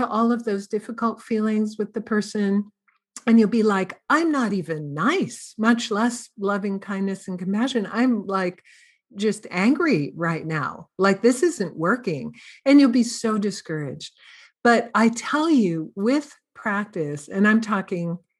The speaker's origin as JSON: {"language": "English", "town": "Santa Cruz", "region": "California", "country": "United States", "said": "I'm from Santa Cruz, California"}